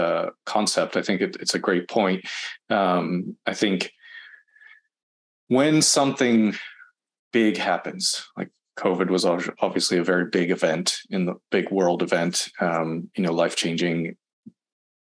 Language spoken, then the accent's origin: English; Boston, Massachusetts, United States; now in Southern California, United States; I'm from Boston.